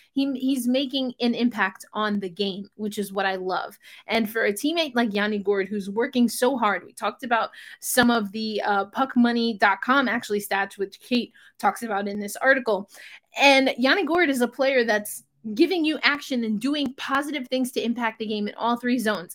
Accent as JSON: {"language": "English", "region": "New York", "country": "United States", "tie": "born or raised there", "said": "what is technically my hometown team, the New York Rangers"}